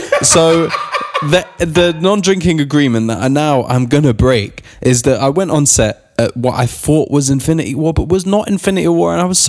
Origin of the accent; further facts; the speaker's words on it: London, United Kingdom; I'm from Finsbury Park, bruv.